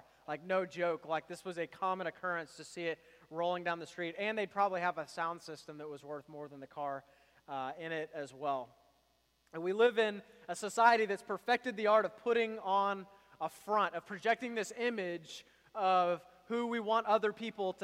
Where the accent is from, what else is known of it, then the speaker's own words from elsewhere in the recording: Houston, Texas, United States; I grew up in Houston, Texas